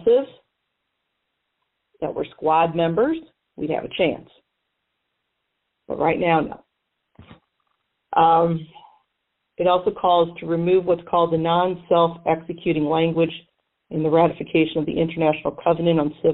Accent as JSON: {"language": "English", "region": "Missouri", "country": "United States", "tie": "born or raised there", "said": "here, in my home state of Missouri"}